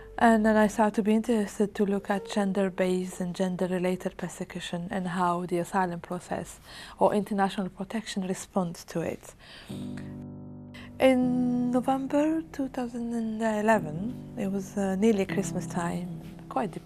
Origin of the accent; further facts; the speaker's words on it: Algeria; English is a second language; moved away as an adult; now in Swansea, United Kingdom; I was a scientist in Algeria